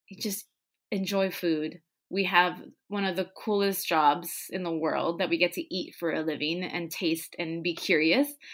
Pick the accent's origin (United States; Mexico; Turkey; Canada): Mexico; Tijuana, Baja California; English is a second language; we were growing up in Tijuana. We were learning English the same time my parents, my mom was